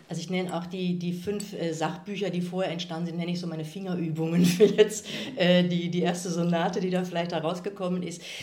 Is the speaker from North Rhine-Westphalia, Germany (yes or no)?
yes; Kevelaer, North Rhine-Westphalia, Germany; moved away as an adult; also born or lived in Aachen / Freiburg / Bochum / Munich; dieser Wallfahrtsort ist ja tatsächlich auch mein Heimatort